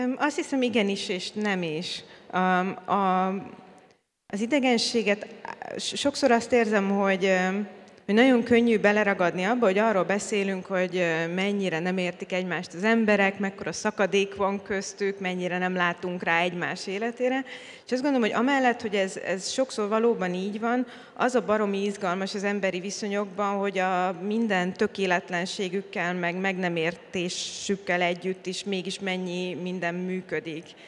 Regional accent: Hungary; magyar vagyok, és a rendszerváltás pillanatában kezdtem el élni

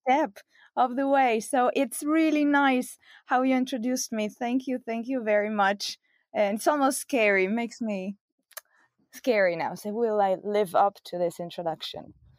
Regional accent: Italy; moved away as an adult; also born or lived in Belgium / United States; now in Rome, Italy; I'm Italian

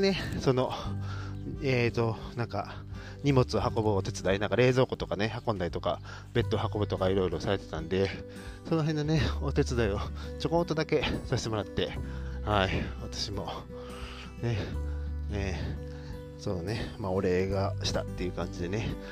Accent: Japan; 日本人だし

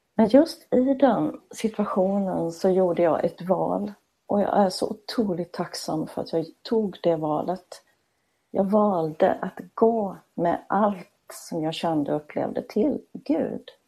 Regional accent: Småland, Sweden; accent: Småland; du hör ju att jag är smålänning

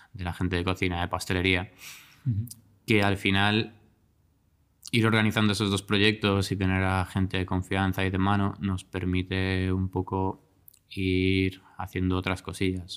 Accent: Galicia, Spain; moved away as an adult; also born or lived in Barcelona; yo soy gallego

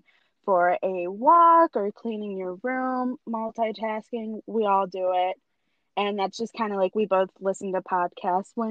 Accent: Wisconsin, United States; I'm pale from Wisconsin.

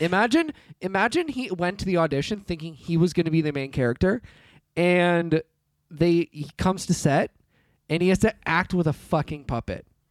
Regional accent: United Kingdom; I'm British

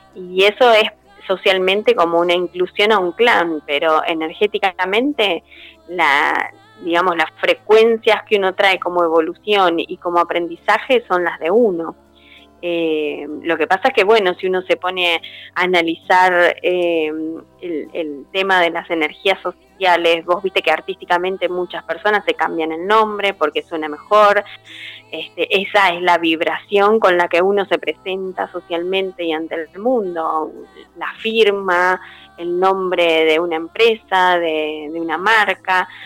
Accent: Buenos Aires, Argentina; moved away as an adult; now in Bragado, Argentina; soy de Buenos Aires, pero estoy viviendo en Bragado, que está a 200 kilómetros.

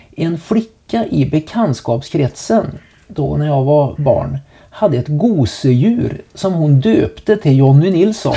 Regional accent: Trollhättan, Västra Götaland, Sweden; hemma i Trollhättan

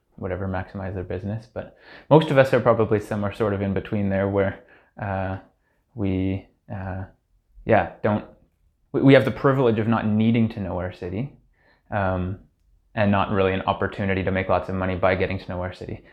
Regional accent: Hamilton, Ontario, Canada; I grew up in Hamilton, uh, the oldest of four siblings, uh, all of whom are still in Hamilton

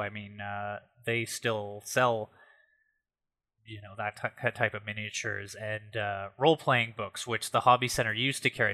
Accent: Ottawa, Ontario, Canada; when I was growing up in the South End

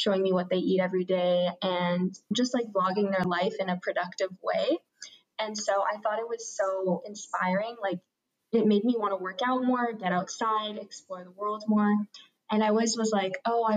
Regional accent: Vancouver, British Columbia, Canada; also born or lived in Toronto; I grew up in Vancouver

